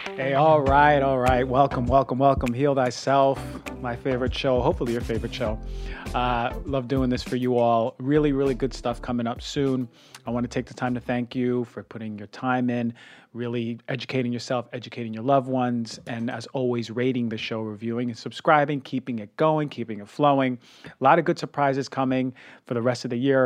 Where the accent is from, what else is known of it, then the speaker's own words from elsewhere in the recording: New York, United States; I'm a New Yorker